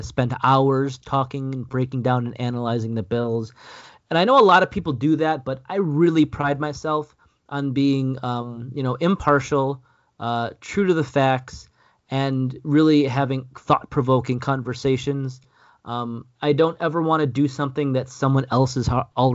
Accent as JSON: {"language": "English", "town": "Buffalo", "region": "New York", "country": "United States", "moved": "as an adult", "lives_now": "United Kingdom", "said": "I'm from Buffalo. I'm only going to be here for a few years"}